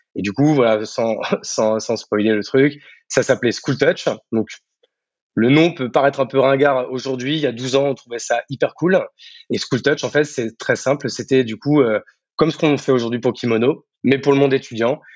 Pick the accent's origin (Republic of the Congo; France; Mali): France; Marne, Champagne-Ardenne, Grand Est; moved away as an adult; also born or lived in Paris; now in Bordeaux, France; de base, je suis né à Paris, mais je n'ai pas vécu longtemps. je suis très vite vivre à la campagne, dans la Marne, en Champagne-Ardenne, où j'ai vécu toute mon enfance, adolescence, jusqu'au bac